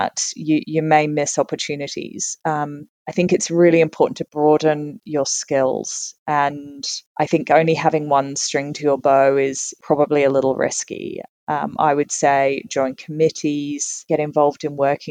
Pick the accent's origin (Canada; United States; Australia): Australia; Tasmania; moved away as an adult; also born or lived in London, United Kingdom; now in Sydney, Australia; So I was born and raised in Tasmania. And I got on a plane and left when I was 18